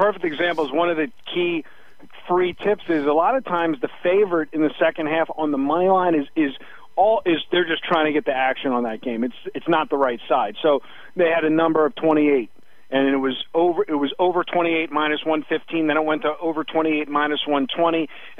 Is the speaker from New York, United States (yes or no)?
no; Baltimore, Maryland, United States; I'm from Baltimore.